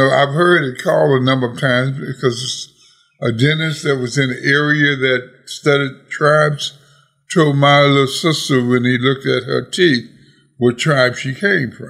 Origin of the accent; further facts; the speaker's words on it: Scotlandville, Louisiana, United States; I came from Scotlandville area.